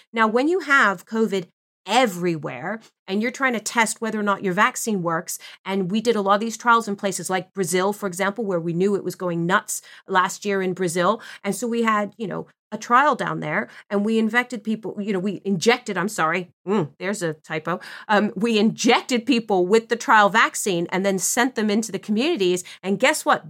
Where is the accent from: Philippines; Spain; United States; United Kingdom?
Philippines; I'm Filipino